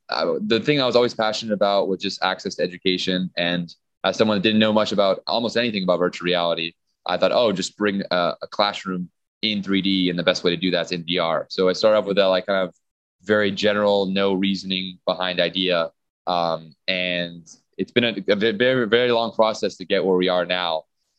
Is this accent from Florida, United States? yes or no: yes; Miami Beach, Florida, United States; I'm from Miami Beach, so, you know, I'm from a nice area.